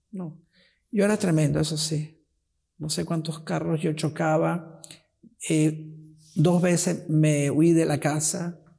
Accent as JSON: {"language": "Spanish", "town": "Rocca di Papa", "region": "Lazio", "country": "Italy", "tie": "born there", "said": "Yo nací en Roma, yo nací cerca de Roma, Roca di Papa."}